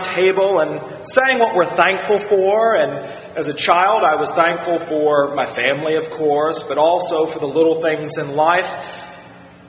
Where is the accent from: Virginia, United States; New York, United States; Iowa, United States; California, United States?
Virginia, United States; As a child growing up in Virginia